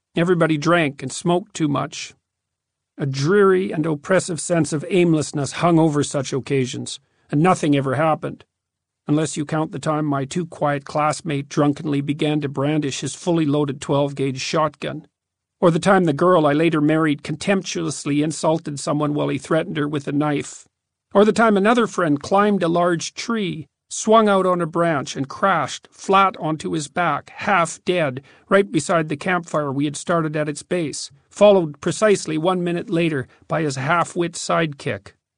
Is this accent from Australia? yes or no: no; Fairview, Alberta, Canada; also born or lived in Edmonton; the dismal, cramped adolescent culture of my hometown